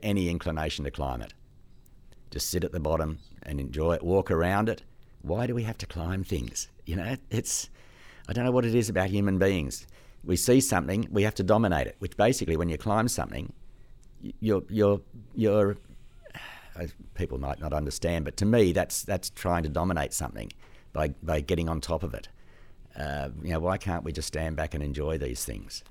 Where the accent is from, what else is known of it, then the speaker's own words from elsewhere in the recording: Australia; also born or lived in Sydney / Gosford; now in Queensland, Australia; Australia is my country. It's where I was born.